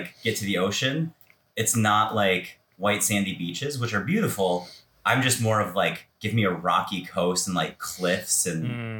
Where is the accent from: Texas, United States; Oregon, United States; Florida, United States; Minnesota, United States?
Minnesota, United States; moved away as an adult; also born or lived in Fargo, North Dakota / New York / Seattle; I actually started in the Midwest. So I was born and raised in Minnesota, but I started photography when I was in college, and I was in North Dakota. So Fargo, North Dakota.